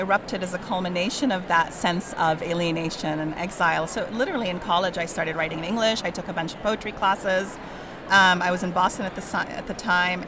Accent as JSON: {"language": "English", "country": "Kuwait", "second_language": "English", "moved": "yes", "lives_now": "California, United States", "said": "as a Palestinian from Kuwait"}